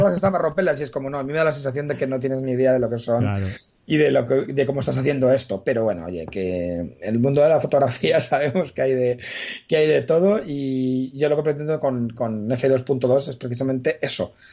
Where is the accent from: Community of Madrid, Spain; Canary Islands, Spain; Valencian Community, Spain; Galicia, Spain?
Community of Madrid, Spain; Madrid; yo nací en Madrid, pero no soy gato